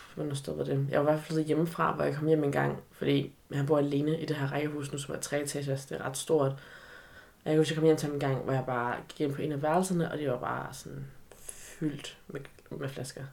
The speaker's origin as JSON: {"language": "Danish", "town": "Aarhus", "region": "Central Denmark Region", "country": "Denmark", "tie": "born or raised there", "also_born_or_lived": "China", "said": "jeg var opvokset i Aarhus, og nærmere betegnet Aarhus Vest, Aarhus V."}